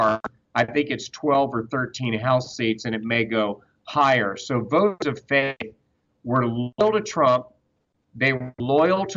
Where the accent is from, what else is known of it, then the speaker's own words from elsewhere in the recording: Georgia, United States; the Democratic Party that I grew up seeing in Georgia, in my home state